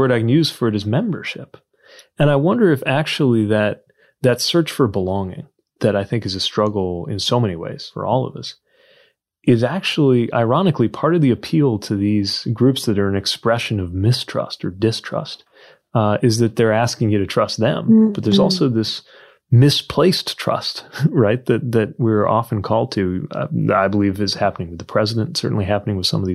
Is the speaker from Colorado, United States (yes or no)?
no; Indiana, United States; growing up in Indiana